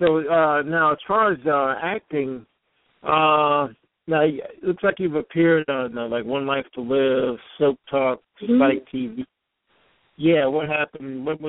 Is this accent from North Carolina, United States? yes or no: yes; Durham, North Carolina, United States; I'm from North Carolina, too. I was born in Durham.